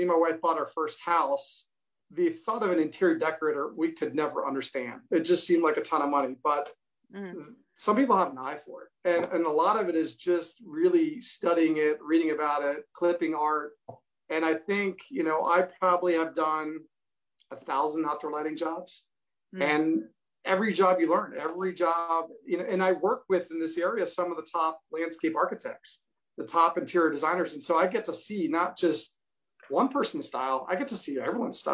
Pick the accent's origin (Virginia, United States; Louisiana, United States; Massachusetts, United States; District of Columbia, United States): Virginia, United States; also born or lived in Ohio; I'm from Virginia, went to Ohio to study Spanish